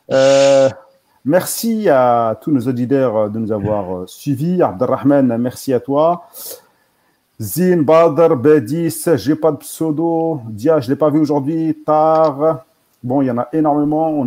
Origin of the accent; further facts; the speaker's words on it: Paris, Île-de-France, France; On est tous de France, ouais, on est tous de, on est tous sur, on est même parisiens, je crois tous.